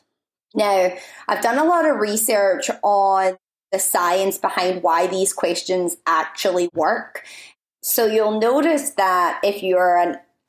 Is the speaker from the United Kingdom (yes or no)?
yes; Scotland, United Kingdom; now in United States; I've been in Scotland, so if you're wondering why my accent is possibly, potentially, maybe a little bit stronger than previous episodes, it's because I've been around my family for the last month.